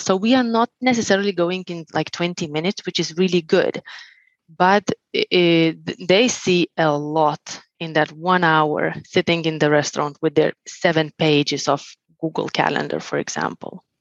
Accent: Lithuania; moved away; also born or lived in Finland; I'm originally from Lithuania. I lived 11 years in Finland

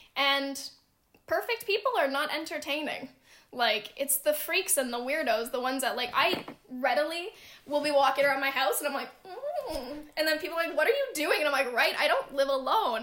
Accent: Canada; I'm Canadian

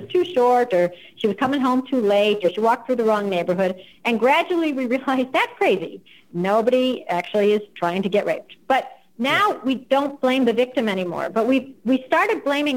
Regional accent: United States; first language English; I'm American

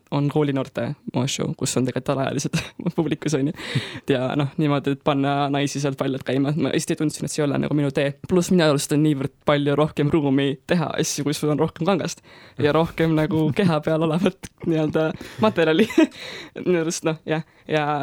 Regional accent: Tallinn, Harju County, Estonia; ma olen pärit Tallinnast

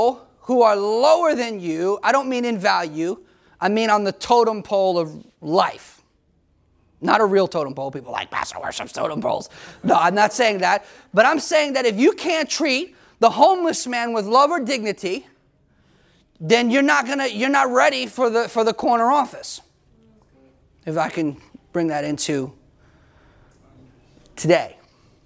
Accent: United States; as American people

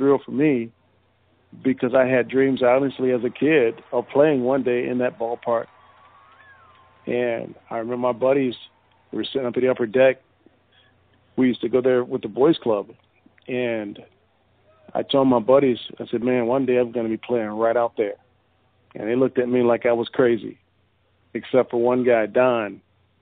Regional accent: Joliet, Illinois, United States; I grew up right outside of Chicago in Joliet.

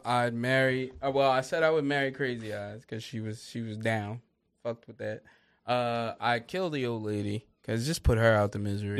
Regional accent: Upper Darby, Pennsylvania, United States; also born or lived in Lansdowne, Pennsylvania; I grew up in the Upper Darby area.

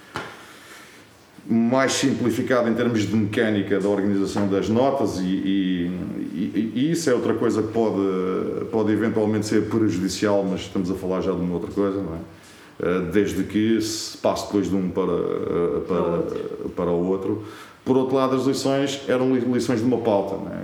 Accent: Azambuja, Lisbon, Portugal; na minha terra, portanto, eu sou de Zambuja

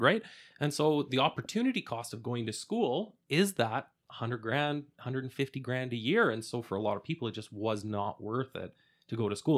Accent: Edmonton, Alberta, Canada; I, I grew up here in Alberta and Edmonton

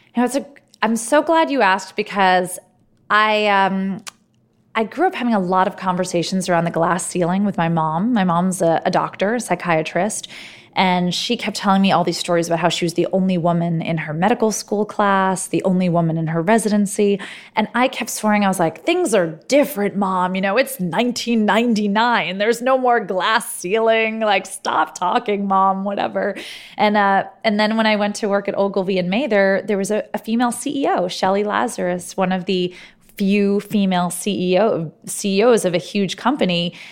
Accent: New York City, New York, United States; moved away as an adult; also born or lived in Silicon Valley, California / Harvard (Massachusetts); I grew up in New York. I didn't think that life existed outside of New York City

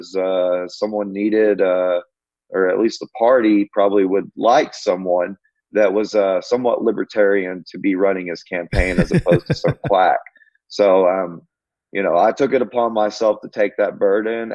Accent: Pauls Valley, Oklahoma, United States; I've lived in Oklahoma all my life

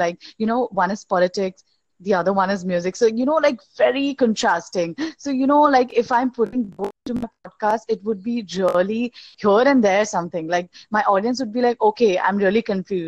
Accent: India; I'm from India

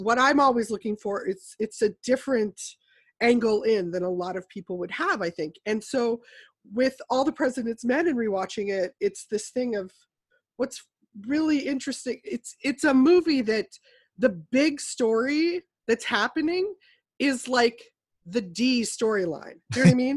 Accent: United States; we as an American populace

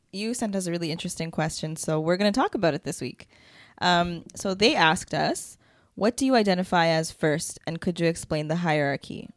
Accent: Toronto, Ontario, Canada; I was born here

